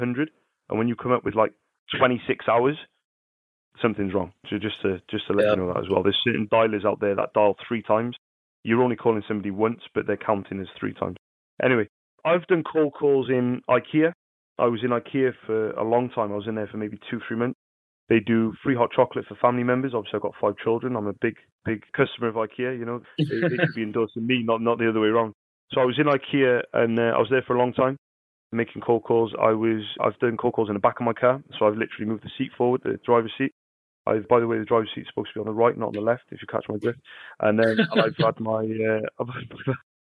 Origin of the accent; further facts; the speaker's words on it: Cardiff, Wales, United Kingdom; I'm from Cardiff, you know, I sell ink